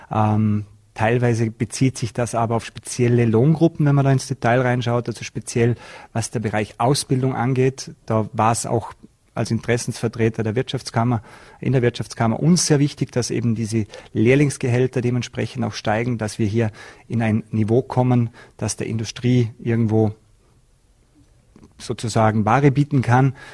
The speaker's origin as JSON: {"language": "German", "country": "Austria", "said": "da bei uns in Österreich der Warenkorb für die Inflation auch gastronomieanteilig höher ist als in manchen anderen Ländern."}